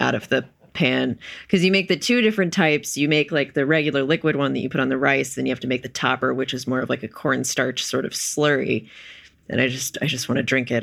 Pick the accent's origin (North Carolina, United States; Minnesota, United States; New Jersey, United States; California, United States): North Carolina, United States; Wilmington; I'm from Wilmington, North Carolina